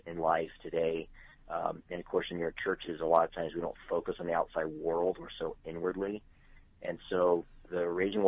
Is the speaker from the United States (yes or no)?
yes; Tucson, Arizona, United States; moved away as an adult; now in Charlotte, United States; I was born in Tucson, Arizona, so started ministry there through Calvary Chapels